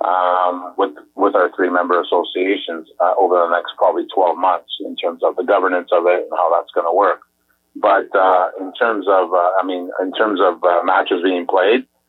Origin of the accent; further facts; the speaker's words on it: Canada; as a Canadian